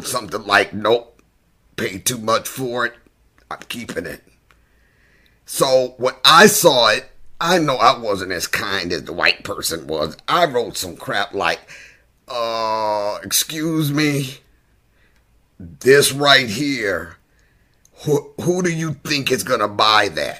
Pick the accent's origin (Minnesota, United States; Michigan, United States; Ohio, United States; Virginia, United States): Michigan, United States; moved away; I moved back to Michigan